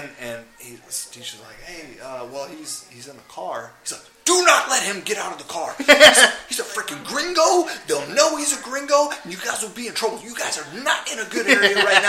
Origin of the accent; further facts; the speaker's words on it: United States; we're American.